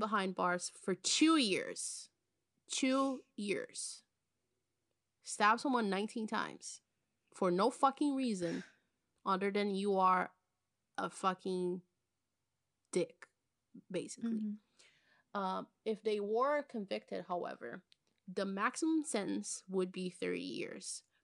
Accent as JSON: {"language": "English", "town": "Belo Horizonte", "region": "Minas Gerais", "country": "Brazil", "tie": "born or raised there", "said": "interviewed in Belo Horizonte, my hometown."}